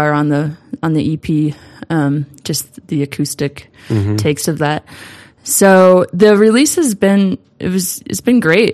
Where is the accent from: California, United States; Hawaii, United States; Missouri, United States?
Missouri, United States; St. Louis; moved away as an adult; also born or lived in Dallas, Texas; now in Denver, United States; I'm originally from St. Louis, and I came to Denver